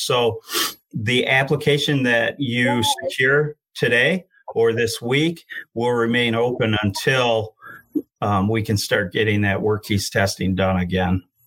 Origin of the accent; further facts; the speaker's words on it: Genesee County, Michigan, United States; I'm from the Genesee County area